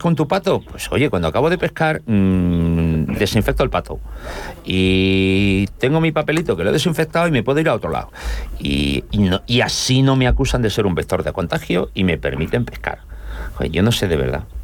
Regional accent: Seville, Andalusia, Spain; also born or lived in Cádiz; sevillano, pero estoy en la linde.

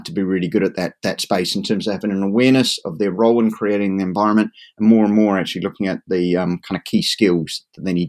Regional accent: New Zealand; now in Dartmoor, United Kingdom; I'm originally a native Kiwi, so I kind of like the idea of growing up within sight of sheep and cattle

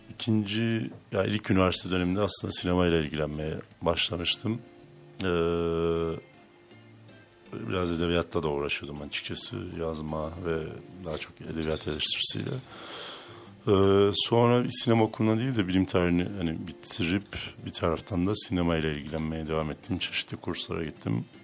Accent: Hopa, Artvin, Turkey; also born or lived in Trabzon / Istanbul; E, işte Artvin'de doğdum. Artvin Hopalıyım. E, ee, Trabzon Lisesi mezunuyum. Sonra İstanbul Üniversitesi'nde fizik okudum 4 yıl.

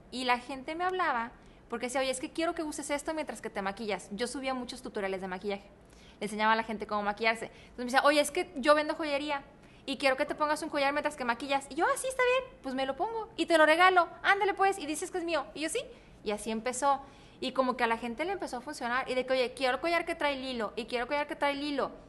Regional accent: Guadalajara, Jalisco, Mexico; yo soy tapatía.

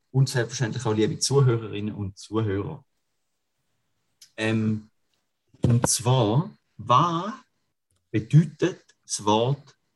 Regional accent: Switzerland; Aber wenn man jetzt als äh, Schweizer Mann, der dienstpflichtig ist und Dienst geleistet hat

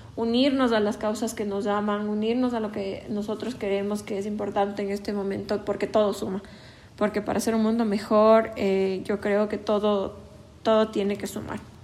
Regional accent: Ecuador; como jóvenes ecuatorianos

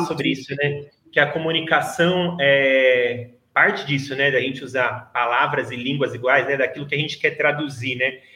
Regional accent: Brazil; eu sou brasileira

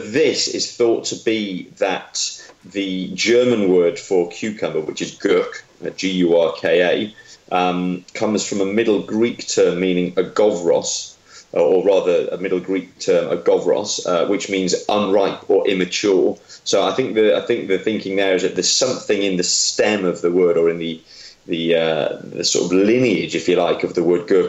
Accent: North Wales, United Kingdom; I grew up in North Wales

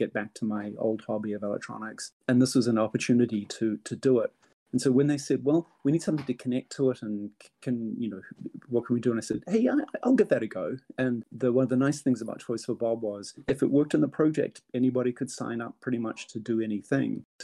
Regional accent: New Zealand; moved away as an adult; now in California, United States; I grew up in New Zealand, and high tech was important there, but it wasn't nearly as big as it was in California, which is where I moved

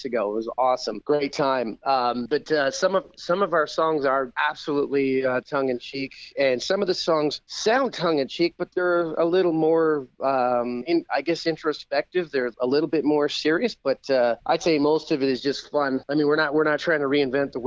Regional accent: Toronto, Ontario, Canada; moved away as an adult; now in Las Vegas, United States; I'm from the Toronto area, so I'd say middle east, center east of Canada

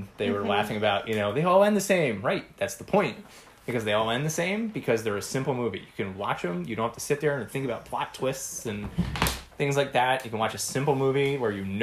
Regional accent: Philadelphia, Pennsylvania, United States; we're from Philly

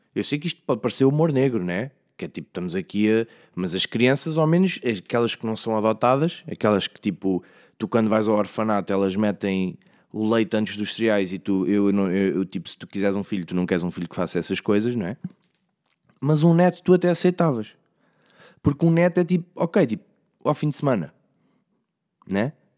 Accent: Leiria, Centro, Portugal; eu sou mesmo de Leiria, sou mesmo desta zona

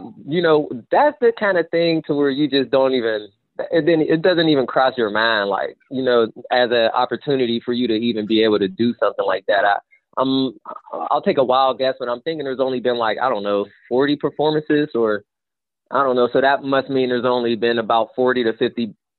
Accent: Wilkesboro, North Carolina, United States; I just couldn't get out my head that I'm a kid from Wilkesboro.

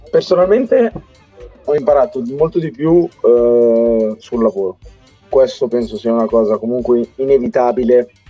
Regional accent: Italy; noi abbiamo una fortuna allucinante essere nati e cresciuti in Italia perché noi siamo cresciuti in quell'80-20

